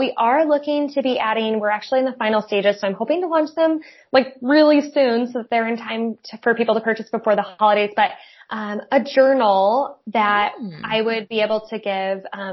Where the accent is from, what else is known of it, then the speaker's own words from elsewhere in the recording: South Bend, Indiana, United States; also born or lived in Goshen, Indiana; I went to Penn High School, so Granger, South Bend area